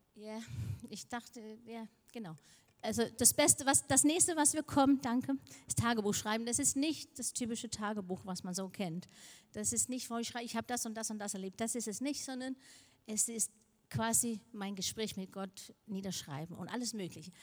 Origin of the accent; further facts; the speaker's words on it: Denmark; moved away; ich komme aus Dänemark, aber Dänisch ist eine kleine Sprache